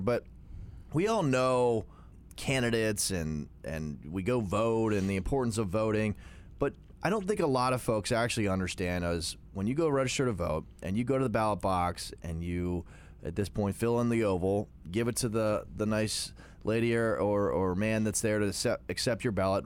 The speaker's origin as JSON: {"language": "English", "town": "Jefferson", "region": "Pennsylvania", "country": "United States", "tie": "born or raised there", "said": "I grew up in Southern New York County, grew up in Jefferson"}